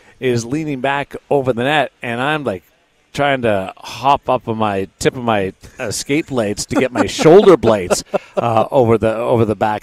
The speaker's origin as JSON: {"language": "English", "region": "Manitoba", "country": "Canada", "moved": "yes", "said": "I was from Manitoba. I am from Manitoba still."}